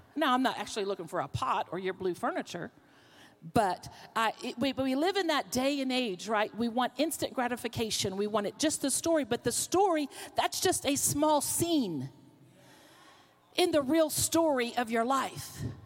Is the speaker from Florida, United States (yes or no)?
yes; Florida, United States; moved away as an adult; also born or lived in Pennsylvania; now in Oklahoma, United States; I'm from the South. I was born in Pennsylvania, but I was raised in Florida